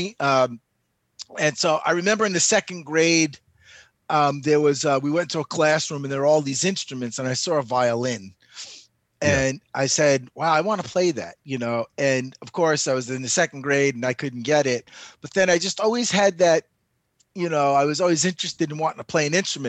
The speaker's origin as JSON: {"language": "English", "town": "New York City", "region": "New York", "country": "United States", "tie": "born or raised there", "moved": "yes", "said": "I grew up in Astoria, Queens."}